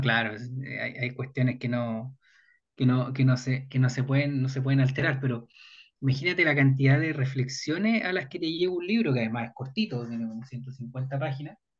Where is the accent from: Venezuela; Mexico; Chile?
Chile; podremos mirarnos como chilenos